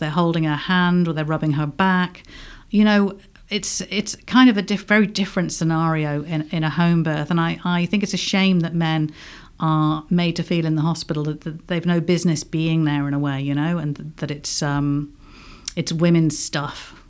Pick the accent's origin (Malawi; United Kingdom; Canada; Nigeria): United Kingdom; England; accent: English; now in Ireland; I obviously I've got an English accent. I'm British originally